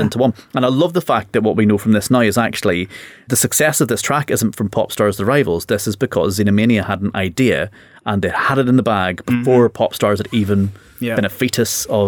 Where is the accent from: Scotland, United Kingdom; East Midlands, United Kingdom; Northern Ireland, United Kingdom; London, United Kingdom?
Northern Ireland, United Kingdom; I came from Northern Ireland